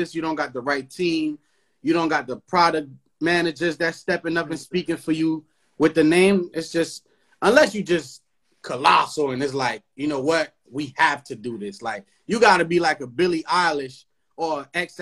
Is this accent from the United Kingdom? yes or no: no; Haiti; now in United States; Because I grew up in Haiti. I was raised in Haiti until I came here for school